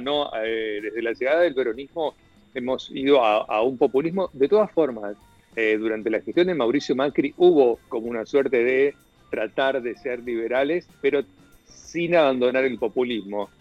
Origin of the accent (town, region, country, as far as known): Argentina